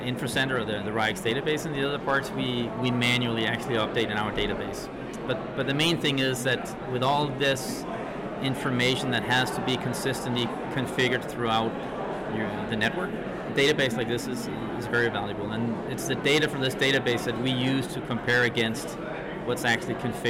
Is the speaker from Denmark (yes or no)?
yes; Denmark; In Denmark, I'm from Denmark.